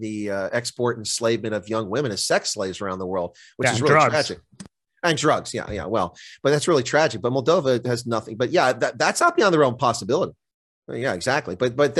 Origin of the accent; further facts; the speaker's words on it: United States; not just to me as an American